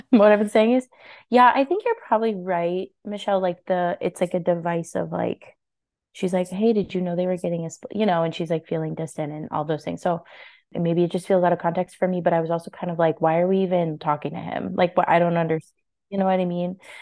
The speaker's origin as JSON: {"language": "English", "region": "Kansas", "country": "United States", "tie": "born or raised there", "lives_now": "Kansas City, United States", "said": "we grew up in, um, you know, relatively small town in Kansas"}